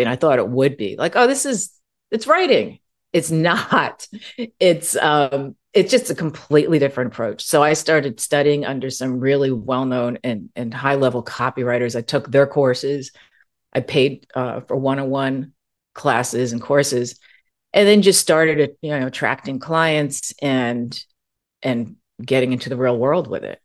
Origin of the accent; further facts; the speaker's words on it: East Coast of the US, United States; also born or lived in California; now in Arizona, United States; I'm originally from the East Coast of the U S